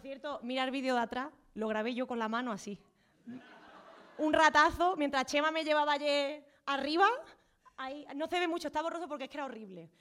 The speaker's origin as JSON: {"language": "Spanish", "area": "Jaén", "region": "Andalusia", "country": "Spain", "moved": "yes", "lives_now": "Madrid, Spain", "said": "somos de Jaén"}